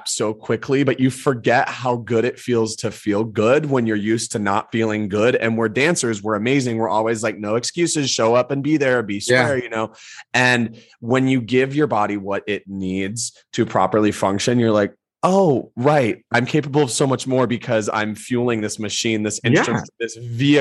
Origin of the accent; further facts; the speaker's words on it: Georgia, United States; I'm from Georgia